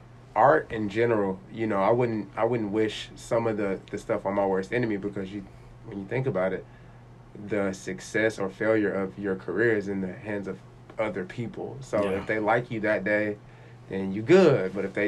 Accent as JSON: {"language": "English", "town": "Texarkana", "region": "Arkansas", "country": "United States", "tie": "born or raised there", "also_born_or_lived": "North Little Rock, Arkansas", "lives_now": "Fayetteville, United States", "said": "Yep, Arkansas native. So I grew up in Texarkana, originally from Central Arkansas. So family's in North Little Rock. Been in Fayetteville for going on 10 years now."}